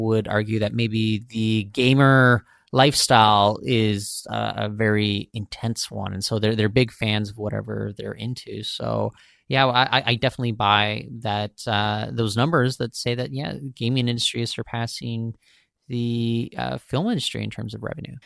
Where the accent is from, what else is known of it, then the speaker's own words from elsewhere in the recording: Surrey, British Columbia, Canada; when I was growing up in Surrey